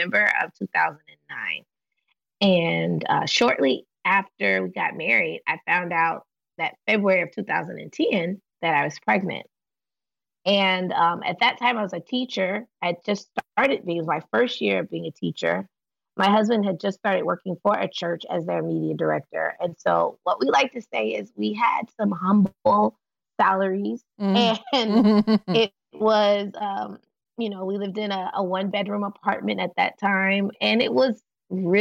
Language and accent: English; Atlanta, Georgia, United States; moved away as an adult; now in Novato, United States; I live in Novato, California. We're from Atlanta. We've lived in California in the Bay Area for about 2.5 years, almost 3 years. And we moved from Atlanta